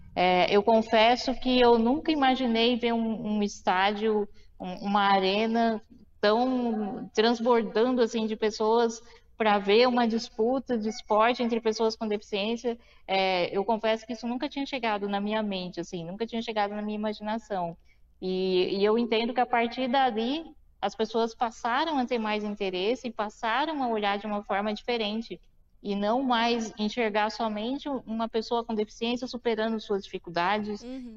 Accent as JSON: {"language": "Portuguese", "town": "Mauá", "region": "São Paulo", "country": "Brazil", "tie": "born or raised there", "also_born_or_lived": "Suzano", "said": "eu nasci em Mauá, no ABC Paulista"}